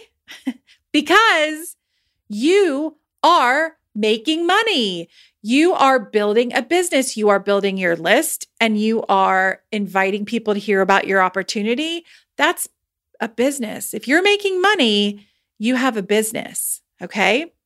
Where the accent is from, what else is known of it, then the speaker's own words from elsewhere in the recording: United States; I'm American